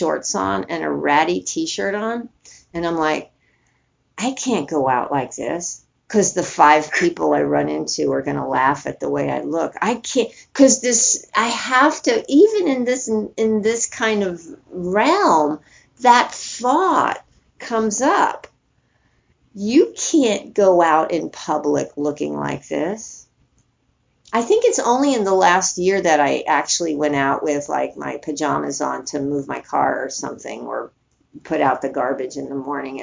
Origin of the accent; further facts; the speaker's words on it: New York City, New York, United States; moved away; also born or lived in San Francisco; I grew up in New York City